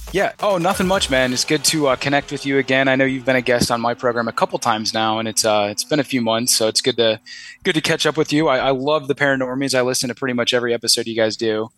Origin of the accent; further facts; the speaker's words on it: Omaha, Nebraska, United States; I grew up in Omaha, Nebraska